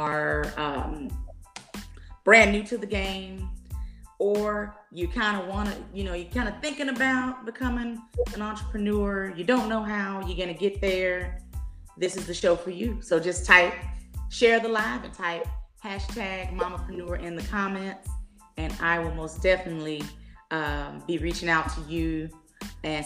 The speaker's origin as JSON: {"language": "English", "town": "Dallas", "region": "Texas", "country": "United States", "tie": "born or raised there", "said": "I am born and raised in the Dallas area"}